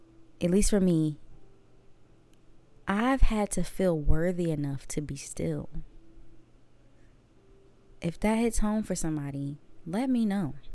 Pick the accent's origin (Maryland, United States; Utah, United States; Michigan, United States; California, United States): Maryland, United States; Waldorf; moved away as an adult; now in Mississippi, United States; I am from Maryland. Waldorf, Maryland, to be exact. But I am from the DMV.